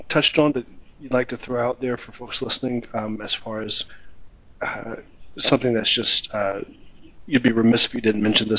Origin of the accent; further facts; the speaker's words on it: Alabama, United States; growing up in Alabama